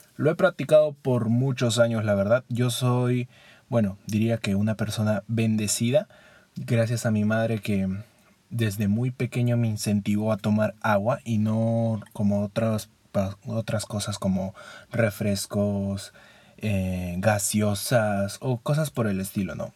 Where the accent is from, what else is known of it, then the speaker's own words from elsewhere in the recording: Peru; Como buen peruano que soy, extraño la Inca-Kola